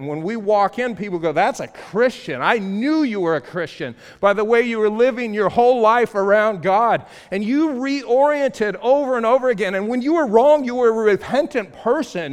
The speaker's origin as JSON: {"language": "English", "town": "Los Angeles", "region": "California", "country": "United States", "said": "I'm from Los Angeles"}